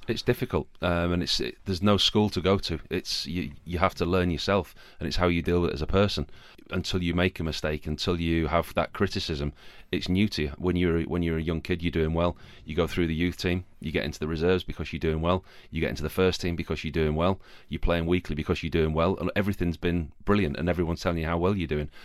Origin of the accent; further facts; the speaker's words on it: Yorkshire and the Humber, United Kingdom; Yorkshire. I'm a Yorkshireman.